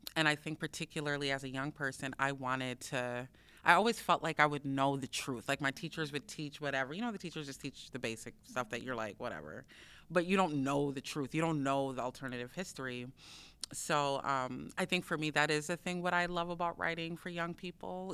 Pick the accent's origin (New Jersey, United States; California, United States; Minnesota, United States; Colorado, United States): Minnesota, United States; Minneapolis; I grew up in South Minneapolis um, and Phillips, between Phillips and Powderhorn between those two neighborhoods.